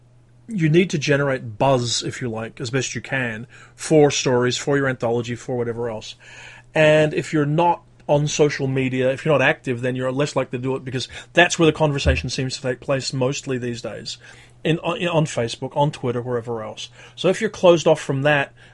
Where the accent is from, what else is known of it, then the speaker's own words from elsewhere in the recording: Perth, Western Australia, Australia; When I was growing up in Perth